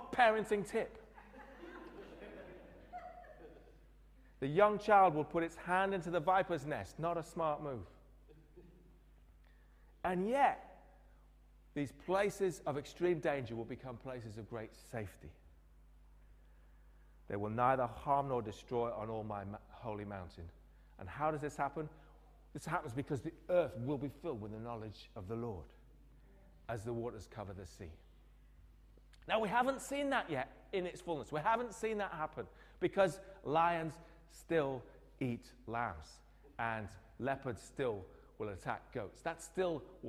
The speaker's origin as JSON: {"language": "English", "town": "Newcastle upon Tyne", "region": "North East England", "country": "United Kingdom", "tie": "born or raised there", "said": "I grew up in Newcastle"}